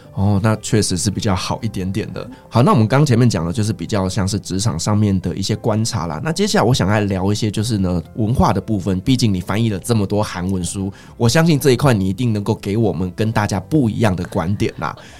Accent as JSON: {"language": "Chinese", "country": "Taiwan", "also_born_or_lived": "Syria / Turkey", "said": "这个就很像我们在台湾"}